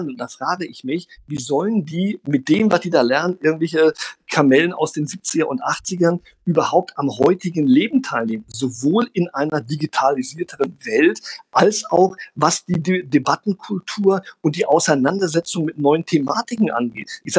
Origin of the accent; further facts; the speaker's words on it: Brazil; ich bin in Brasilien groß geworden, wo eine andere Schulkultur herrscht, wo auch sehr viel in der Oberstufe debattiert wurde, in der deutschen Schule.